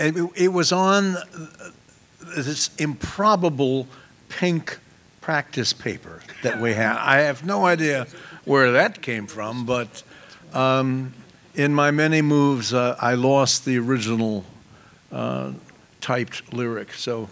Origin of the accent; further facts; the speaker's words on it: Oklahoma, United States; moved away as an adult; also born or lived in Greenwich Village, New York; I grew up in Oklahoma and went to the university